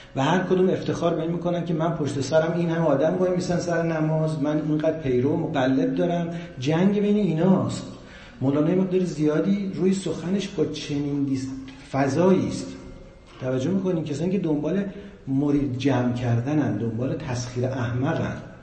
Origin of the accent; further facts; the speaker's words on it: Iran; ما ایرانیام